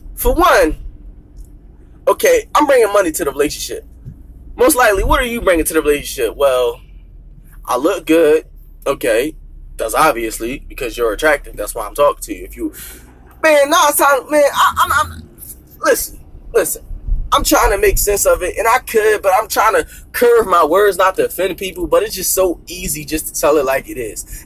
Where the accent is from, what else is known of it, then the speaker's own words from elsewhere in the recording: Philadelphia, Pennsylvania, United States; I'm from Philly